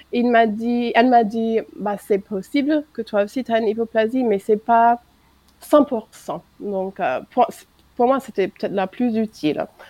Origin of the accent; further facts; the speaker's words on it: United States; French is a second language; moved away as an adult; now in France